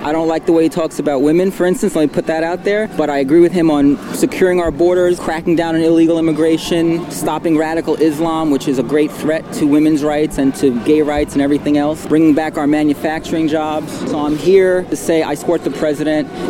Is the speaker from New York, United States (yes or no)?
yes; New York City, New York, United States; I'm from New York City, New York, born and bred